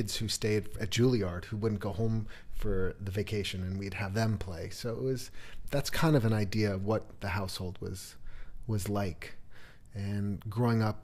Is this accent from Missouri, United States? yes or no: no; New York City, New York, United States; I grew up in New York City